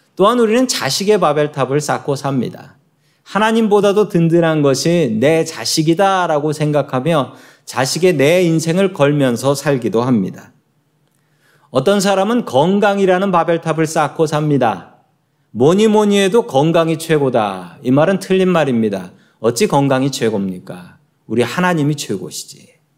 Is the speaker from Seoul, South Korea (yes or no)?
yes; Seoul, South Korea; moved away as an adult; now in United States; 저도 한국에서 태어났고 이래봬도 서울 사람입니다.